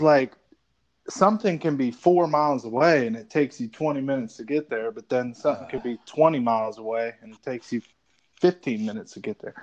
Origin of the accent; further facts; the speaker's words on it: Annapolis, Maryland, United States; moved away as an adult; now in Atlanta, United States; I was like a 24 year old kid, and I'm like leaving my hometown